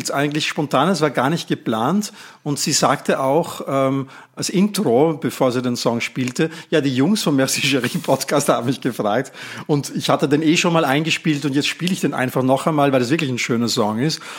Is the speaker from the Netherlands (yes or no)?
yes; Netherlands; Und ich ähm, konnte als Niederländer dann auch anrufen dort und ich habe für die Türkei angerufen.